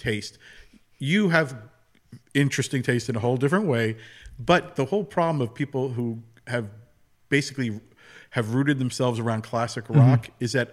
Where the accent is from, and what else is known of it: United States